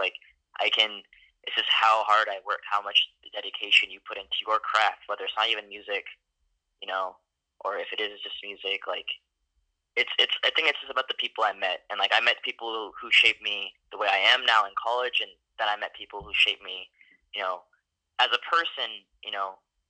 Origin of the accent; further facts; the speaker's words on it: Spokane, Washington, United States; also born or lived in Denver, Colorado; I was born in Denver, Colorado. I lived there for 5 years. And then my family moved to Washington State, to the city called Spokane. And I lived there for about 10 years.